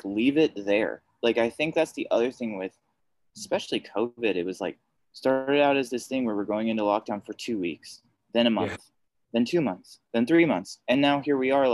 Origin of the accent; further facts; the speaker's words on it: United States; speaking as an American